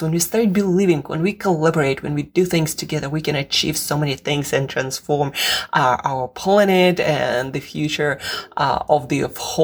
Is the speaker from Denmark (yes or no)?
no; Russia; moved away; I am from Russia originally